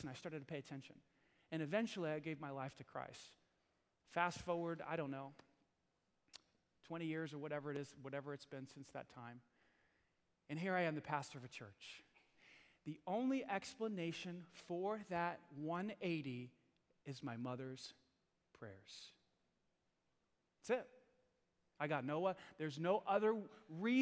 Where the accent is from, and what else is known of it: New York City, New York, United States; born or raised there